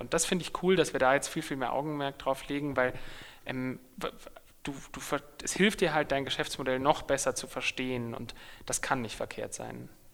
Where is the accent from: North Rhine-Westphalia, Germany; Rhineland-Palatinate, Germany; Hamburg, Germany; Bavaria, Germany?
Bavaria, Germany; Munich; in meiner Heimatstadt